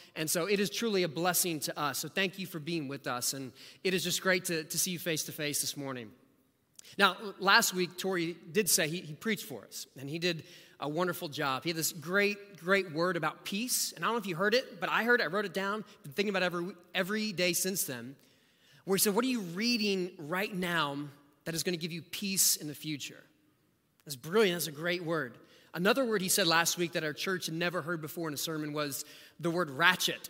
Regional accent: rural Southeast Ohio, United States; now in Austin, United States; my family moved to rural Southeast Ohio

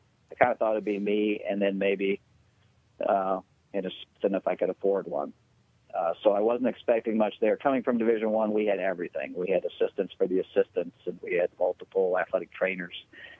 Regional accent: South Dakota, United States; I grew up in South Dakota, and I hadn't been home in about 4 years.

